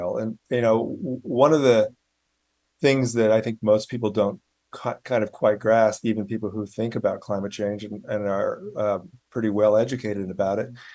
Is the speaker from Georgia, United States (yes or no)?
no; Sunnyvale, California, United States; moved away; also born or lived in Palo Alto / New York City; I grew up in the Bay Area, you know, born in Palo Alto, grew up in Sunnyvale